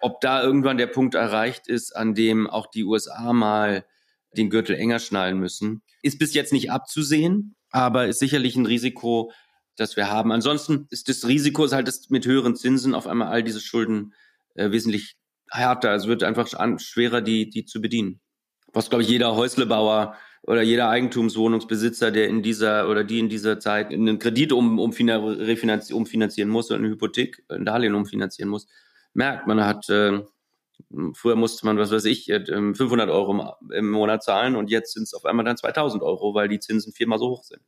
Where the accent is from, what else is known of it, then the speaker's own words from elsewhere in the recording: Germany; als Deutsche